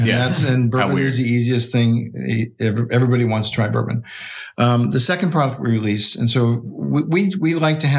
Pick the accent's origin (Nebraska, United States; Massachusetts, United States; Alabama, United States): Massachusetts, United States; Boston; I grew up in Boston